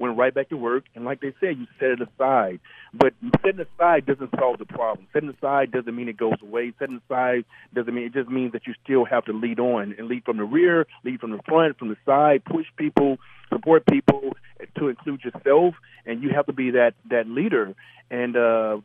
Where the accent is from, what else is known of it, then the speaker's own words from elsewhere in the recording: Mississippi, United States; moved away; growing up in Mississippi